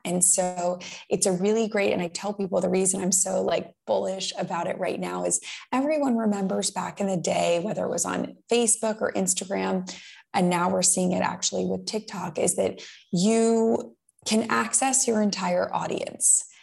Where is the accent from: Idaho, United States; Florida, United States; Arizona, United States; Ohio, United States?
Florida, United States; West Palm Beach; I grew up in West Palm Beach, Florida